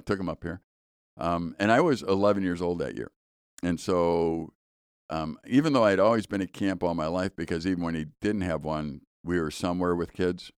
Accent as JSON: {"language": "English", "town": "Chicago", "region": "Illinois", "country": "United States", "tie": "born or raised there", "said": "when I was in high school, I was growing up in Chicago"}